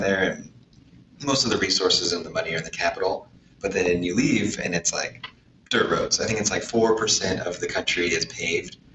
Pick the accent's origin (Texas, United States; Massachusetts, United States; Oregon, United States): Oregon, United States; Corvallis; I grew up in Corvallis